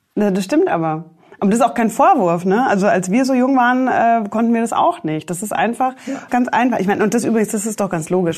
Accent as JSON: {"language": "German", "country": "Germany", "tie": "born or raised there", "said": "ich bin ja in Deutschland aufgewachsen"}